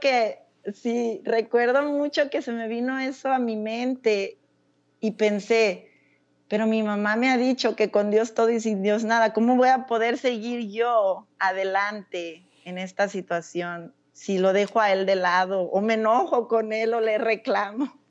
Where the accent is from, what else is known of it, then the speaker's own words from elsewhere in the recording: Casimiro Castillo, Jalisco, Mexico; moved away as an adult; also born or lived in North Carolina, United States / Florida, United States / Germany; now in Nebraska, United States; yo nací en un pueblo de Jalisco llamado Casimiro Castillo. Eh, soy la menor, soy la menor de tres hermanos